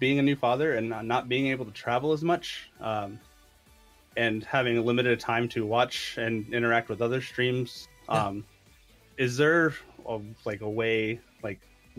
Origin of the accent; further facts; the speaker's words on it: Pacific, Missouri, United States; I'm from Pacific.